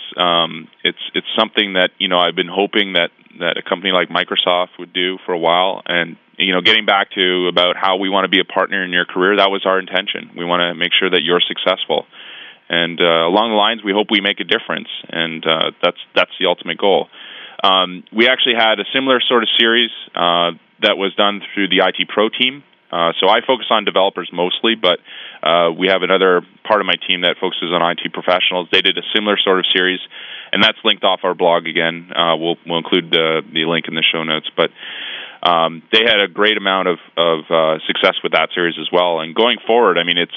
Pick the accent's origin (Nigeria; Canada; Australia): Canada; I am a Canadian. I do love my country